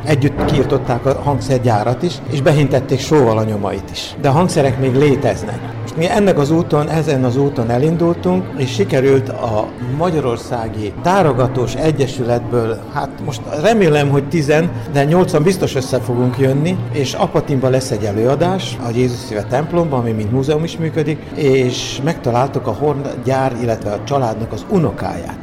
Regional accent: Senta, Vojvodina, Serbia; most zentán élek, zentai vagyok

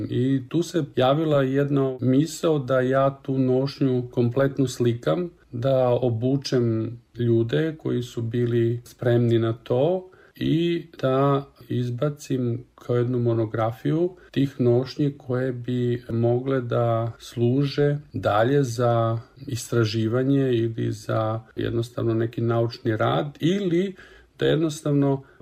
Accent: Kobišnica, Southern and Eastern Serbia, Serbia; moved away as an adult; also born or lived in Zaječar; now in Switzerland; rođen sam 1977. godine u Zaječaru. Celo svoje detinjstvo sam proveo u Kobišnici, u jednom selu u Negotinskoj krajini.

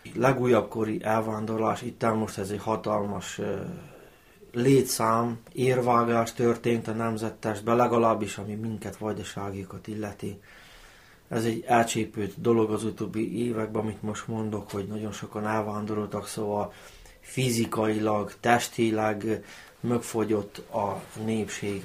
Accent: Novi Bečej, Vojvodina, Serbia; accent: Banat ö-ző (őzés); Török becseiek

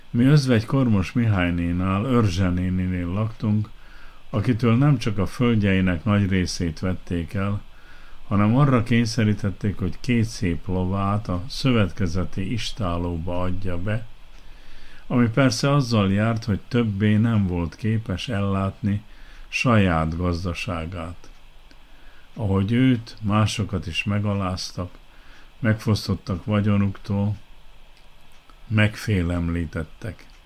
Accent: Kishegyes, Vojvodina, Serbia; Visszagondoltam a gyerekkoromra. Kishegyesen nőttem fel, arra emlékszem, mire panaszkodtak az ottaniak, mikor átvette az irányítást az új hatalom

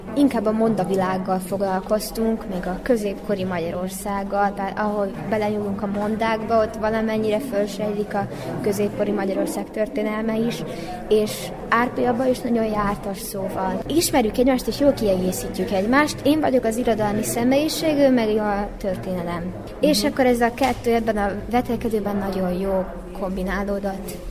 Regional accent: Subotica, Vojvodina, Serbia; Szabadkáról jöttem, Széchenyi István általános iskolába járok.

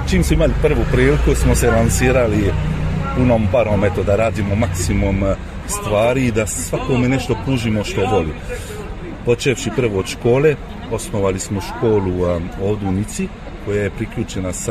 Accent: near Lyon, Auvergne-Rhône-Alpes, France; also born or lived in French Riviera; Ja sam isto a, dete a, djaspori, ja sam rođen ovde u Francuskoj, blizu Liona

